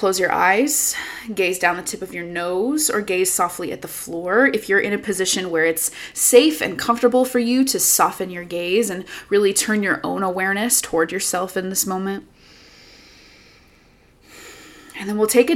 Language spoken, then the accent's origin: English; United States; an American woman